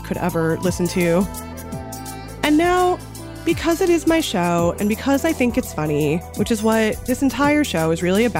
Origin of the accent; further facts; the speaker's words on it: Los Angeles, California, United States; my hometown of North Hollywood in the San Fernando Valley